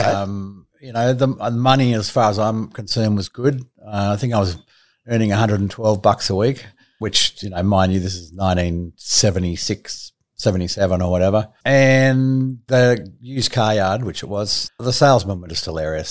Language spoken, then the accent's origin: English; Sydney, New South Wales, Australia; also born or lived in Melbourne; I was born in Melbourne, and the age of eight, we moved to Sydney to a place called Cottage Point